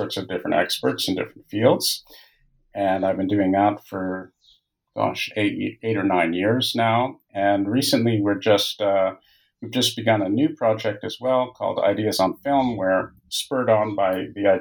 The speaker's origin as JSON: {"language": "English", "town": "Toronto", "region": "Ontario", "country": "Canada", "tie": "born or raised there", "moved": "as an adult", "lives_now": "France", "said": "I'm Canadian. I was born and raised in Toronto"}